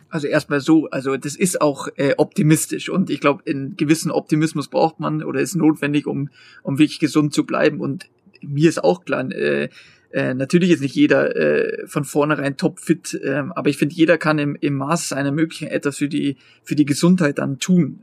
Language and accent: German; Bavaria, Germany; in Bayern, bei mir jetzt persönlich, ich bin Bayer